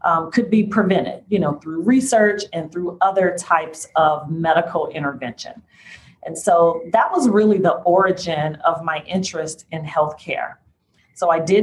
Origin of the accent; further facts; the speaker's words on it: Chicago, Illinois, United States; I was born and raised here in Chicago. I am a native Chicagoan